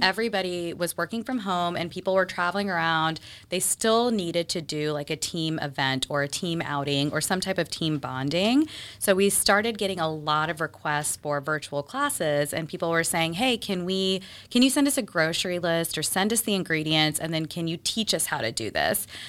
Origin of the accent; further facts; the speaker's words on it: Texas, United States; moved away as an adult; also born or lived in Mississippi; now in Boston, United States; I moved to Texas when I was, I think, five or six, and I grew up there